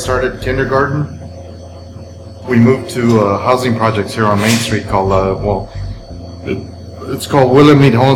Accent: Talpa de Allende, Jalisco, Mexico; now in Los Angeles, United States; I was born in a little town called Talpa de Allende, Jalisco

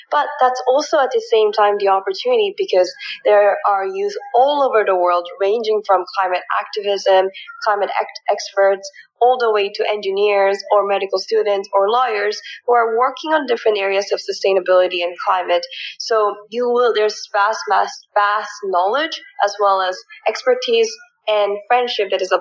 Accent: Canada; moved away as an adult; also born or lived in South Korea / Philippines; now in United States; So I was born in South Korea and then I moved to the Philippines when I was about five years old. And then I moved to rural areas in Canada when I was 10.

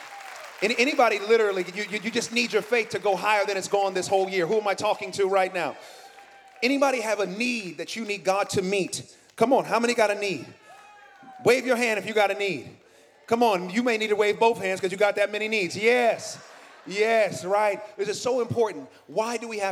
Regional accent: Oakland, California, United States; moved away; I'm from Oakland. I'm from the East Bay

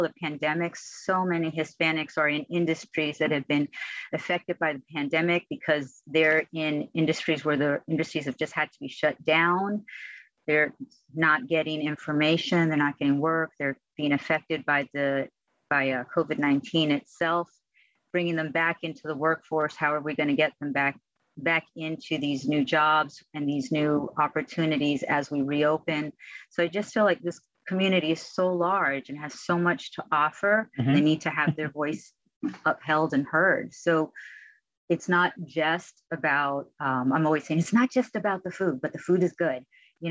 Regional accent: United States; first language Spanish; English is a second language; my first language, even though I was born in this country, is actually Spanish.

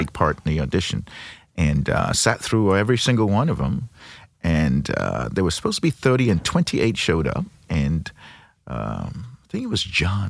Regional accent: Nigeria; now in Saint Louis, United States; I'm originally from Nigeria, been in Saint Louis for thirty-four years

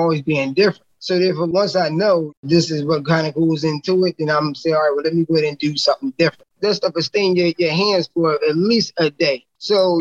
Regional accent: Philadelphia, Pennsylvania, United States; I'm definitely from Philly

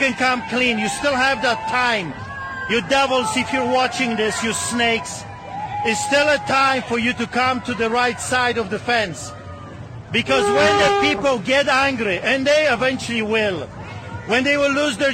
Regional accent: Poland; now in Canada; I grew up in Poland

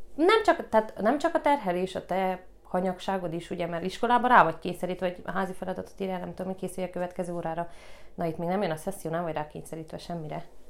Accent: Gheorgheni, Harghita County, Romania; also born or lived in Târgu Mureș; Én Gyergyóba is születtem, Gyergyóban nőttem fel, a Bucsi negyedbe

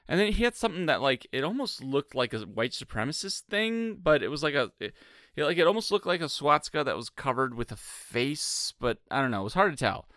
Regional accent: Michigan, United States; now in Cincinnati, United States; I'm from Michigan.

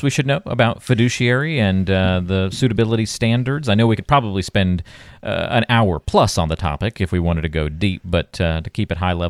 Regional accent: the South, United States; I'm from the South. I can talk like that.

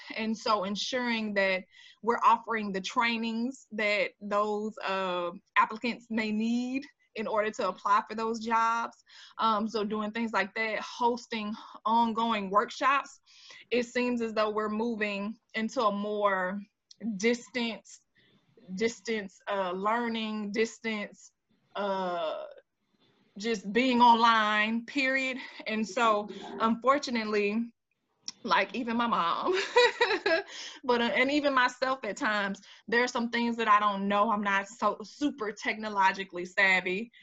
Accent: Jacksonville, Florida, United States; accent: Jacksonville drawl; folks think that I'm sometimes from Mississippi and stuff like that. I'm like, no, this is a Jacksonville draw

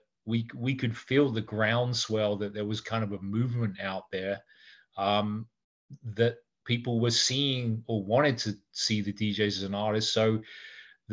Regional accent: England, United Kingdom; moved away; We had an office in London because obviously I'm English

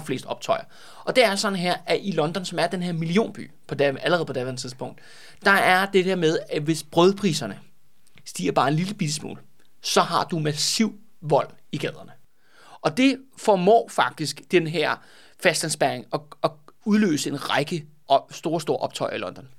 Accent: Copenhagen, Capital Region of Denmark, Denmark; jeg er jo også københavner

